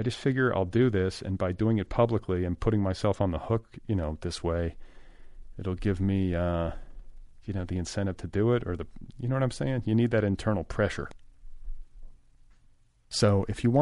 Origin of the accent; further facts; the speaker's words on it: Midwest, United States; my childhood in the Midwest